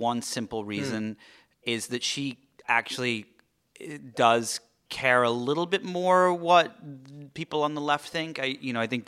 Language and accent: English; England, United Kingdom; now in Los Angeles, United States; I am the Brit